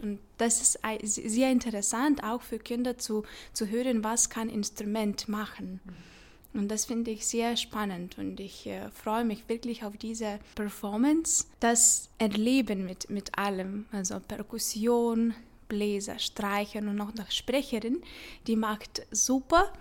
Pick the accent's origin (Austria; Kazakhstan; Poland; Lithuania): Lithuania; Vilnius, Vilnius County; German is a second language; moved away as an adult; now in Zurich, Switzerland; Ich komme aus Vilnius, Litauen und da bin ich aufgewachsen